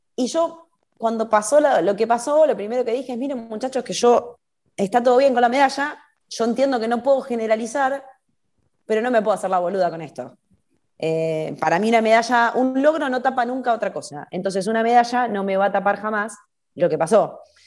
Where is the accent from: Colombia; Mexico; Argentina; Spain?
Argentina; somos todos argentinos